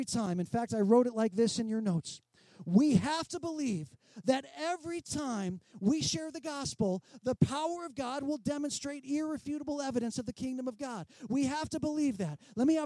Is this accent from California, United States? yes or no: yes; San Diego, California, United States; I grew up in San Diego